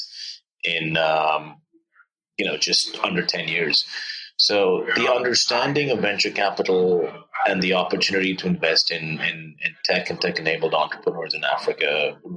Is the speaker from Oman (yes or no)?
yes; Oman; moved away as an adult; also born or lived in India / Stanford, United States; I grew up in the Middle East in Oman.